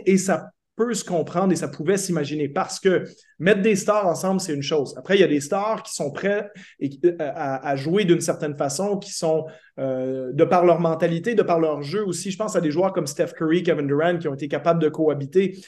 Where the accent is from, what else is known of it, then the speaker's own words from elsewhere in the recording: Quebec, Canada; en tant que Québécois